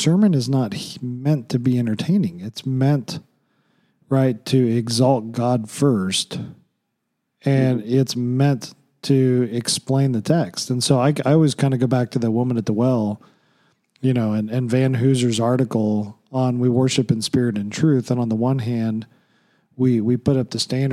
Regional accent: Oklahoma, United States; when I grew up in Oklahoma

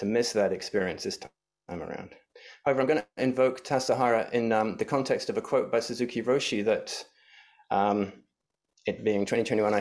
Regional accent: England, United Kingdom; now in San Francisco, United States; my home country back in England

